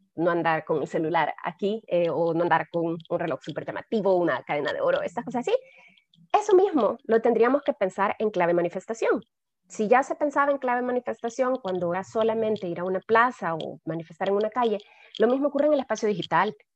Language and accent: Spanish; El Salvador; para mí como salvadoreña